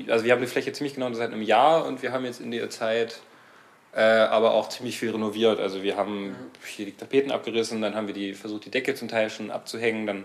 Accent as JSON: {"language": "German", "town": "Stralsund", "region": "Mecklenburg-Vorpommern", "country": "Germany", "tie": "born or raised there", "lives_now": "Leipzig, Germany", "said": "Also ich komme, äh, beziehungsweise ich bin in Stralsund aufgewachsen"}